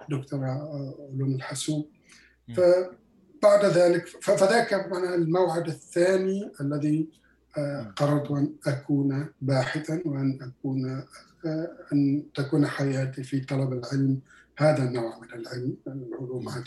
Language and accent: Arabic; Quebec, Canada; أنا من مقاطعة كيباك أنا من كندا من مقاطعة كيباك نحن ندرس بالفرنسية